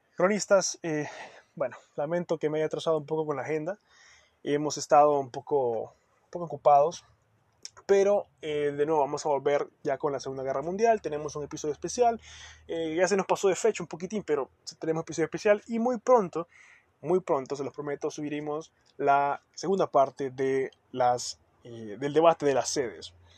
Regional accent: Honduras; somos hondureños

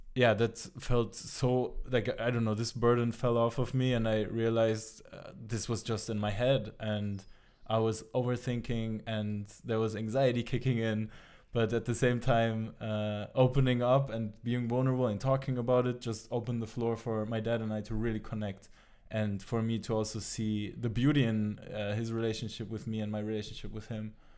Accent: Germany; also born or lived in Tabriz, Iran; now in Amsterdam, Netherlands; the town I grew up in Germany

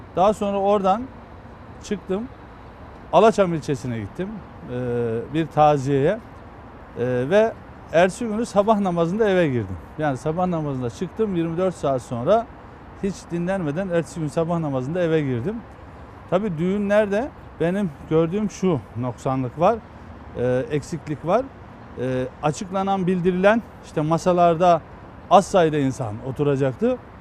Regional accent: Eskişehir, Turkey; moved away; Eskişehir'deydim. Kendi memleketimde bayramda e, Günüzü ilçemizin

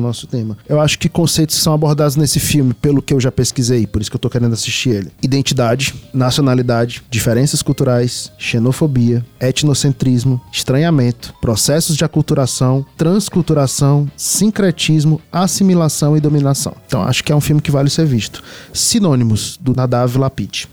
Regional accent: Northeast Brazil, Brazil; nós três somos nordestinos

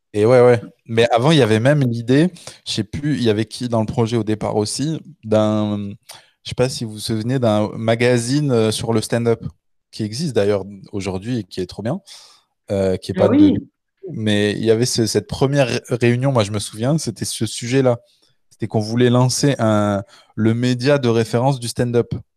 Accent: Le Puy-en-Velay, Auvergne-Rhône-Alpes, France; also born or lived in Canada; now in Paris, France; on est de, du Puy-en-Velay.

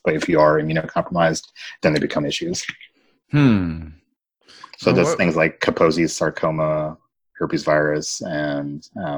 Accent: Kentucky, United States; I grew up in Kentucky

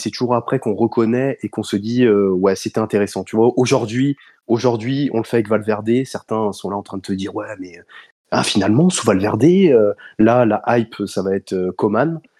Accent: United States; French is a second language; Je suis un Américain, je faut me pardonner, c'est pour ça, j'ai, j'ai l'accent

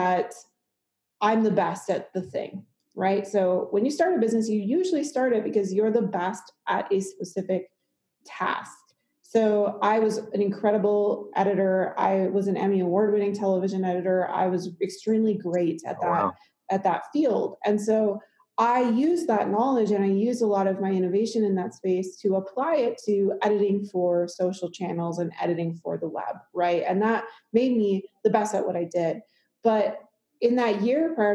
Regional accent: Midwest, United States; now in Colorado, United States; I grew up in the Midwest

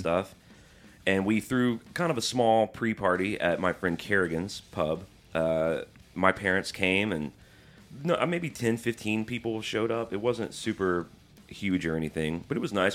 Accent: Birmingham, Alabama, United States; moved away; I grew up in Birmingham

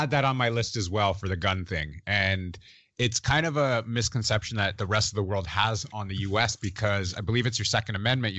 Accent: Canada; As everyone knows, I am not from the US, I am from Canada.

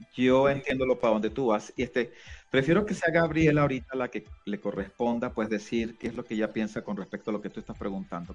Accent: Venezuela; also born or lived in Colombia / United States; now in Utah, United States; yo nací en Colombia, me crié en Venezuela y ahora estoy en los Estados Unidos hace mucho tiempo

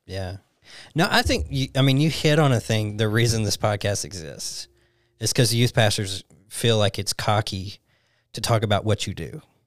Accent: Alabama, United States; moved away as an adult; I grew up in Alabama my whole life.

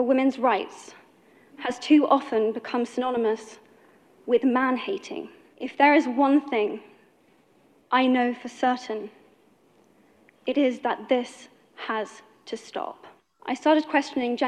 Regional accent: United Kingdom; I am from Britain

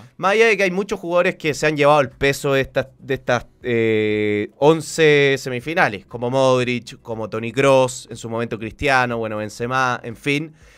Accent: Chile; soy de Chile

